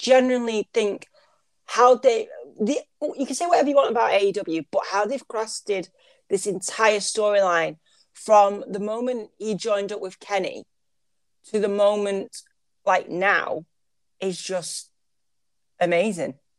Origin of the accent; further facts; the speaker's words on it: United Kingdom; I'm British